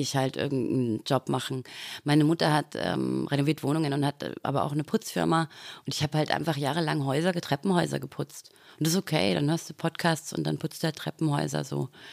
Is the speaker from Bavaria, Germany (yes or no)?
yes; Dorfen, Bavaria, Germany; moved away; also born or lived in Austria; Ich bin auf dem Land aufgewachsen tatsächlich ah, ja. mhm. und bin dann mit Glatze ins Dorfener Gymnasium